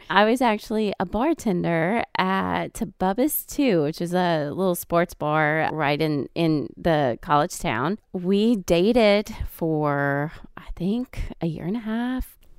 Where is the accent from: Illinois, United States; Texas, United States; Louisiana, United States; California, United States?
Louisiana, United States; Houma; moved away as an adult; also born or lived in Thibodaux, Louisiana / Boston; now in Nashville, United States; I'm originally from South Louisiana, a small town called Houma, Louisiana, Berg, Louisiana, actually, which is south of Houma, but nobody knows it. So I always say the big town of Houma. I went to school at Nicholls State